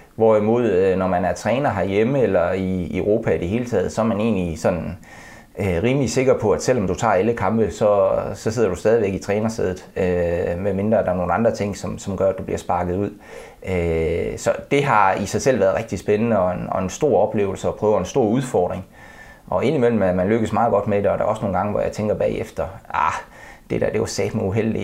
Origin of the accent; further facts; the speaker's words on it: Denmark; som dansker